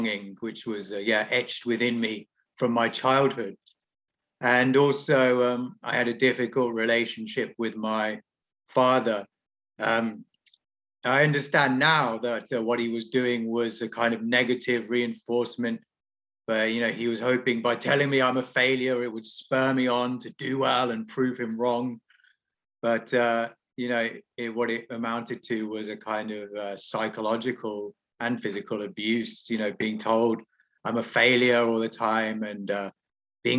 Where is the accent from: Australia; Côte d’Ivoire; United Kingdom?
United Kingdom; English countryside, England; I grew up in the English countryside